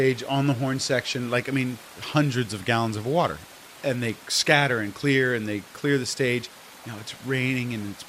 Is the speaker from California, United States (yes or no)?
yes; San Francisco, California, United States; growing up in the Haight-Ashbury